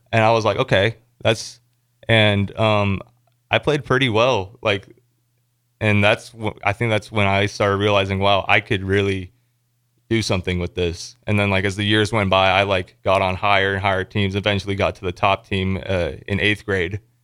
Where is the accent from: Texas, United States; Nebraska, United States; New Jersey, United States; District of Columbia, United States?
Nebraska, United States; Elkhorn; I'm from Elkhorn, Nebraska, um, for people who don't know, it's a suburb of Omaha